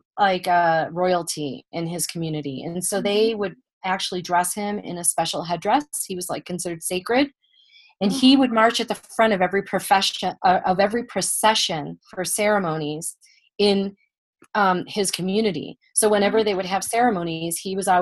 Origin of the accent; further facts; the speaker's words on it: Buffalo, New York, United States; moved away; I'm originally from Buffalo, New York